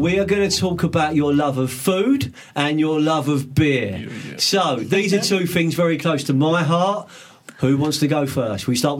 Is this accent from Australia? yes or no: no; London, United Kingdom; moved away as an adult; now in Sussex, United Kingdom; I grew up in West London. I grew up in Fulham, South West 6.